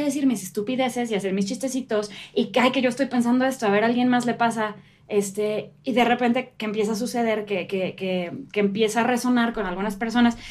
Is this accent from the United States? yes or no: no; Querétaro, Mexico; Querétana soy